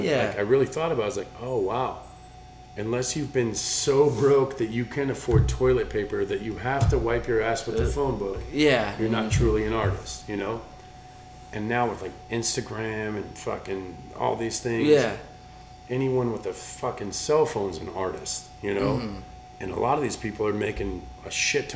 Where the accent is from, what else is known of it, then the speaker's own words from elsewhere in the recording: Englewood, Colorado, United States; growing up in Inglewood, Colorado, being an artist isn't a thing